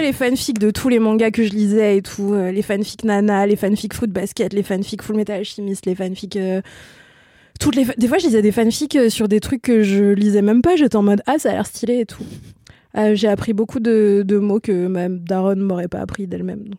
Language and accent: French; Ain, near Lyon, Auvergne-Rhône-Alpes, France; born or raised there; moved away